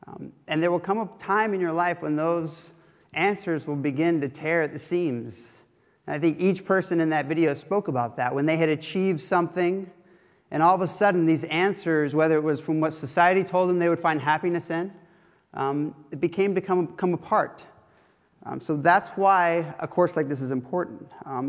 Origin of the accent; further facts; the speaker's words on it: Florida, United States; now in Oxford, United Kingdom; I come from a different background. Obviously, I grew up in Florida, but I was a professional surfer at first